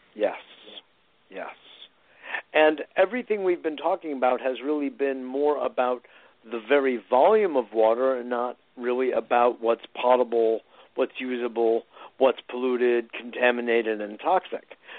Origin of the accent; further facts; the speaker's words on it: Connecticut, United States; when I was a teenager growing up in Connecticut.